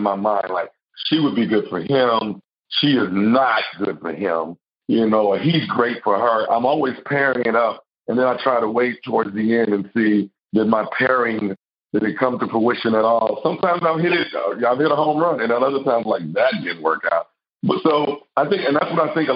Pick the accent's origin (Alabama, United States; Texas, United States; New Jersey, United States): Texas, United States; I'm a country boy. I'm from the South. I'm from Texas.